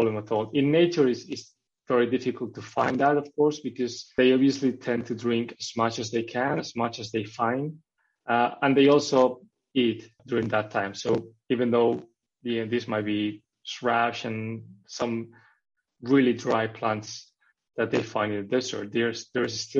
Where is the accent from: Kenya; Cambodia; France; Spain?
Spain; moved away as an adult; also born or lived in Norway; I studied biology in Spain, in my hometown in Spain